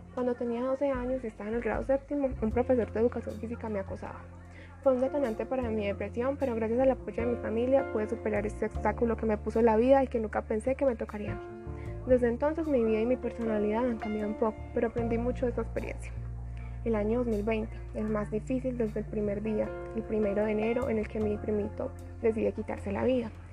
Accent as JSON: {"language": "Spanish", "town": "Yarumal", "region": "Antioquia", "country": "Colombia", "tie": "born or raised there", "also_born_or_lived": "Puerto Valdivia, Antioquia", "said": "nací en Yarumal, Antioquia, el 22 de febrero en el año 2005. En ese momento vivo acá en Yarumal con mi mamá Gilesa López, pero vivía hasta los 5 años en el corregimiento de Puerto Valdivia"}